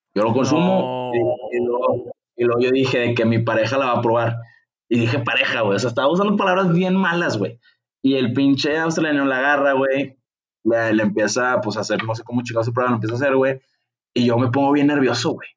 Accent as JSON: {"language": "Spanish", "country": "Mexico", "said": "soy de México"}